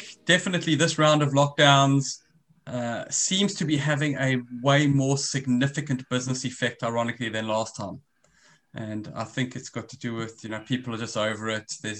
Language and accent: English; South Africa; accent: South African; moved away as an adult; now in Australia; As you can hear from my accent, I'm originally South African.